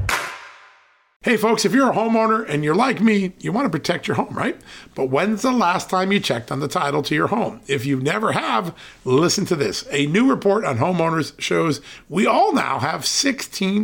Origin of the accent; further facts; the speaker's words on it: Connecticut, United States; moved away; That's my old hope, state Connecticut